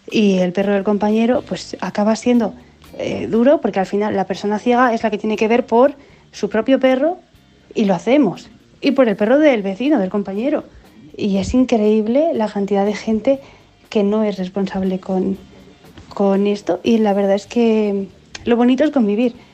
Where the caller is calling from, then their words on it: Vitoria-Gasteiz, Basque Country, Spain; Hola equipo, pues … de Vitoria